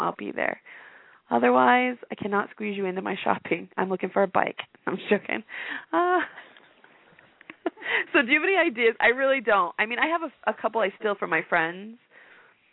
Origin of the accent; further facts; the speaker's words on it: Arizona, United States; moved away; I'm from Arizona. We don't roll deep with the Jewish people